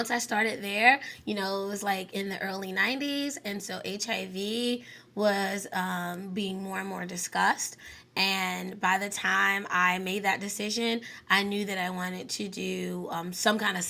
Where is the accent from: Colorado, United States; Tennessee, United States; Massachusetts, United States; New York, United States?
New York, United States; New York City; born or raised there; also born or lived in Pantego, North Carolina; now in North Carolina, United States